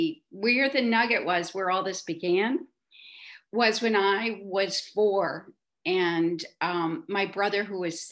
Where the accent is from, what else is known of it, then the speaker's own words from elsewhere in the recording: outside of Chicago, Illinois, United States; moved away as an adult; now in New York, United States; I'm a Midwest girl, as I notice many of your speakers have been. I grew up outside of Chicago